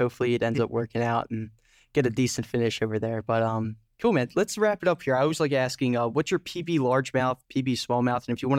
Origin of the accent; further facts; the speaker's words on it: Philadelphia, Pennsylvania, United States; I'm from Philadelphia, like the Philadelphia area